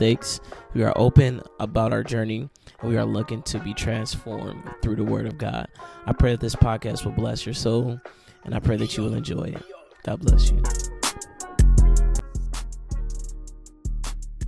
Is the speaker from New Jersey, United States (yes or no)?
no; Cleveland, Ohio, United States; now in Akron, United States; I'm from Cleveland, Ohio.